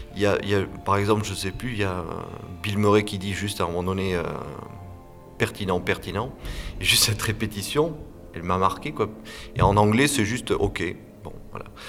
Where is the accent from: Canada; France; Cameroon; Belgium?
France; Landes, Nouvelle-Aquitaine; also born or lived in Bordeaux / Pays Basque; je suis né dans les Landes et j'ai fait mes études à Bordeaux